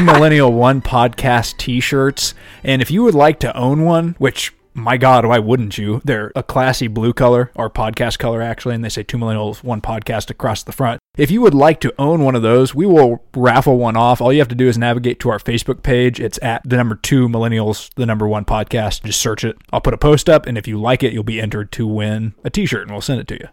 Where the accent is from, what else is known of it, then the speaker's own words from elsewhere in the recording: Iowa, United States; moved away; I'm from Iowa